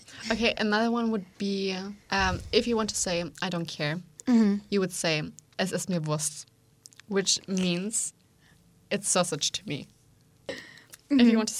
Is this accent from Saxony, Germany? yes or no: yes; Leipzig, Saxony, Germany; English is a second language; as I am from Leipzig